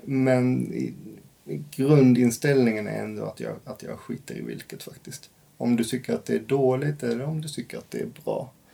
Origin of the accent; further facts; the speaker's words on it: rural Scania, Skåne, Sweden; Jag kommer från skånska landsbygden